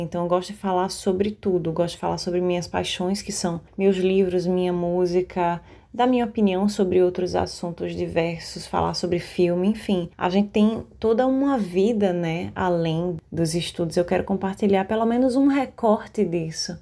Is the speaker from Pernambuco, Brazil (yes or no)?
yes; Recife, Pernambuco, Brazil; eu tenho 23 anos, sou daqui de Recife